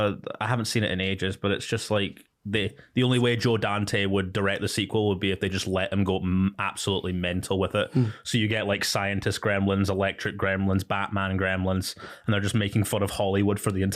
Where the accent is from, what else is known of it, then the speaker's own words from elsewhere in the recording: Dubai, United Arab Emirates; now in United Kingdom; Mate, all the melanin that I had from growing up in Dubai disappeared as soon as I moved back to Scotland and just stayed all, spent all my time in the house.